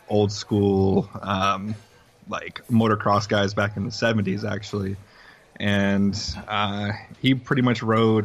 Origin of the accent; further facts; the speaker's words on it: West Texas, United States; moved away as an adult; now in San Antonio, United States; When I was 18, I believe, I moved here to San Antonio from West Texas